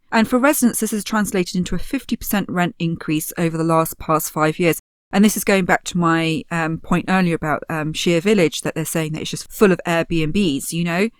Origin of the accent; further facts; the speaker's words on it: Poole, South West England, United Kingdom; also born or lived in Bournemouth; I grew up in Poole and Bournemouth, and we relied very heavily on tourism